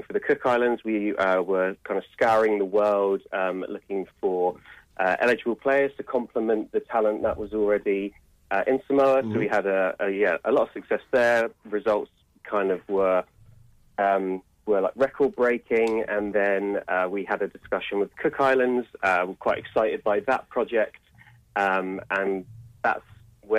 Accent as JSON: {"language": "English", "town": "Reading", "region": "South East England", "country": "United Kingdom", "moved": "yes", "lives_now": "Edinburgh, United Kingdom", "said": "I'm originally from Reading in England"}